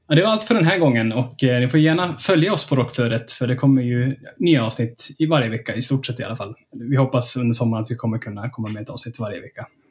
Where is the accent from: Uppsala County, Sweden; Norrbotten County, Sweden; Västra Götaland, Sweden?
Norrbotten County, Sweden; Kiruna; Jag är född och uppvuxen i Kiruna